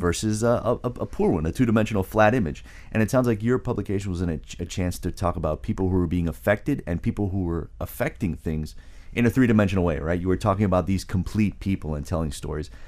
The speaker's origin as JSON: {"language": "English", "region": "South Florida", "country": "United States", "tie": "born or raised there", "moved": "yes", "said": "who grew up in South Florida and left"}